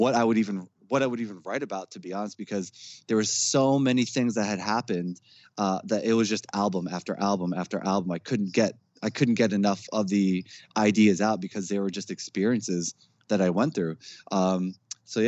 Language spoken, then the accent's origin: English; Jersey City, New Jersey, United States; we grew up in Jersey City. It was quite the hood.